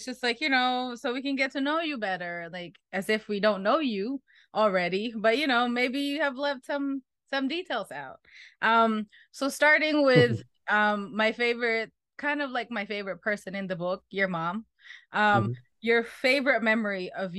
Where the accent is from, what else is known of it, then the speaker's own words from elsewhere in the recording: Philippines; So what better way to celebrate me being Filipino by reading Albert's book?